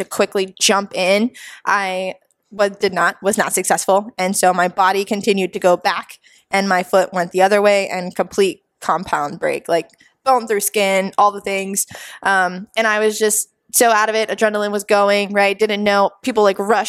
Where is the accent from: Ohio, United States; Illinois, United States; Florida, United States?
Florida, United States; also born or lived in New Jersey; moved down here when I was 5. So I guess you can say I'm from Florida